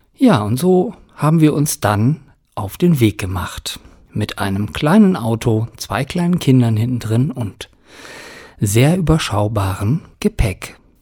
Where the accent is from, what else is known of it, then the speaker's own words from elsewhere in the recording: Germany; hier bei uns in Deutschland